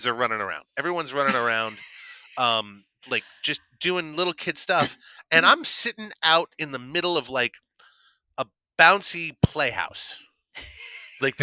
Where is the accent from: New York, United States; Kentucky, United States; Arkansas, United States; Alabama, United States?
New York, United States; also born or lived in Long Island / New Hampshire / Chicago; now in Los Angeles, United States; I'm originally from New York, so my entire family is from, like, Queens